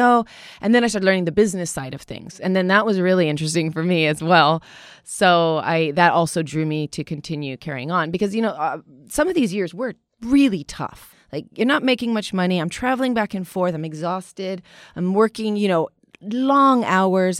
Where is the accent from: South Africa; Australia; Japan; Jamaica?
Japan; growing up in Japan